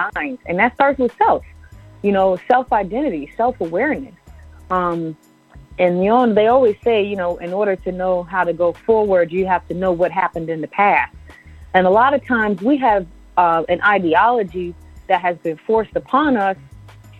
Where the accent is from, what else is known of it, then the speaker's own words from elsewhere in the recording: Southampton, New York, United States; I come from the Shinnecock Indian Nation, which is in Southampton, Long Island, New York